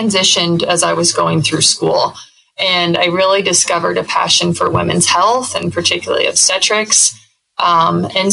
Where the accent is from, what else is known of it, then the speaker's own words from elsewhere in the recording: Northwest Iowa, United States; moved away as an adult; Being born and raised in Northwest Iowa